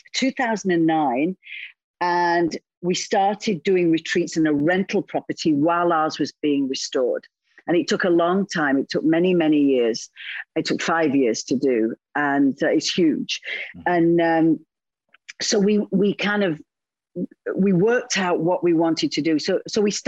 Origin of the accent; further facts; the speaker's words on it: United Kingdom; now in Italy; I'm European. I'm British.